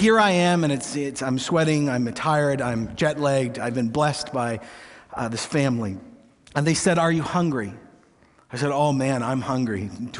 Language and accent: English; Canada; I'm Canadian. It's Tim Hortons, but in a little different style.